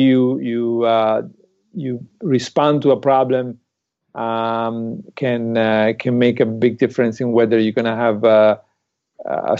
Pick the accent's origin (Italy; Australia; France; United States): Italy; moved away; I'm from Italy.